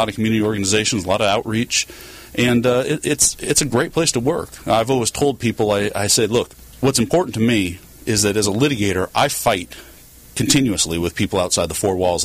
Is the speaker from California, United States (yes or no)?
yes; Southern California, United States; also born or lived in Fresno; I grew up in Southern California myself